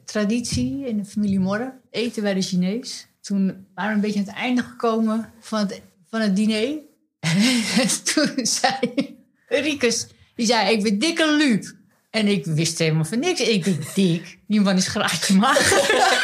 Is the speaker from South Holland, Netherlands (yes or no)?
no; Amsterdam, North Holland, Netherlands; accent: Amsterdams; now in Zwolle, Netherlands; soms horen mensen niet dat ik uit Amsterdam kom en soms horen mensen wel